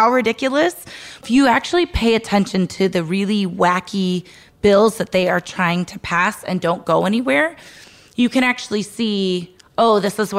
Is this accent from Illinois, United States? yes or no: yes; Illinois, United States; I'm in my home state of Illinois